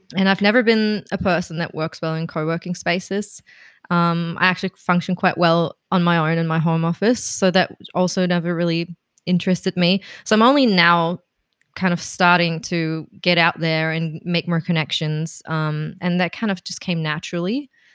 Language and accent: English; Berlin, Germany; moved away as an adult; now in Melbourne, Australia; I'm from Berlin originally